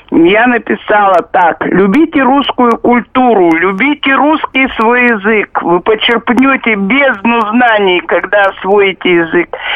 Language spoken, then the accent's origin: Russian; Chelyabinsk, Chelyabinsk Oblast, Russia; Из Челябинска.